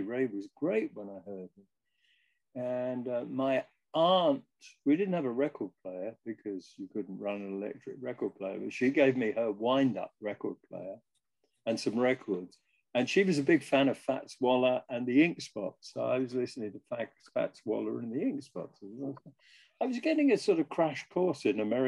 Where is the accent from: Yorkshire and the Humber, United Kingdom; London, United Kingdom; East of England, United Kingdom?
London, United Kingdom; I grew up in Wimbledon, a suburb of London.